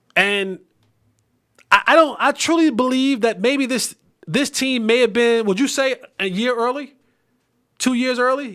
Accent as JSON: {"language": "English", "region": "New Jersey", "country": "United States", "said": "I'm from New Jersey."}